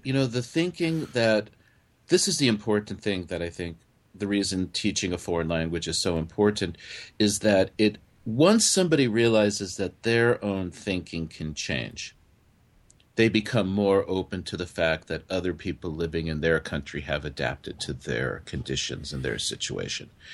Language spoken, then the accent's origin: English; California, United States; also born or lived in New York; now in Japan; I grew up, I was born in New York, but I grew up in California